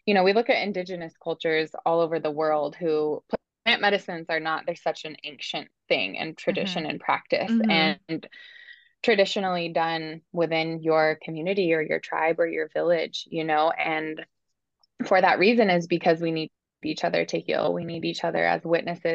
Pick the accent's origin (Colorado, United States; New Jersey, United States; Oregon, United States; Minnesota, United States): Oregon, United States; Bend; Oregon's my home state. Actually, I'm from Bend too